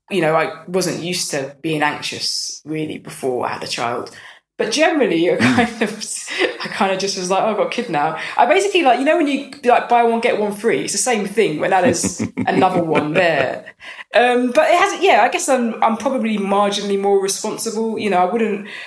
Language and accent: English; London, United Kingdom; I'm from North London